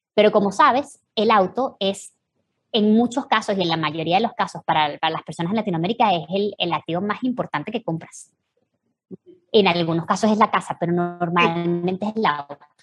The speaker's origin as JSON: {"language": "Spanish", "country": "Venezuela", "moved": "yes", "said": "nosotros tres venimos de Venezuela"}